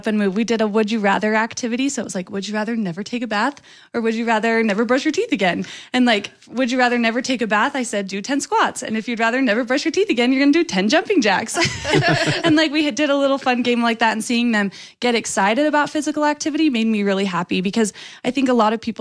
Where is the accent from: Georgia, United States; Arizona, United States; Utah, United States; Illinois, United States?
Utah, United States; Lehi; I was happy to represent Lehi, my home state, or my hometown, yeah. and then Utah, my home state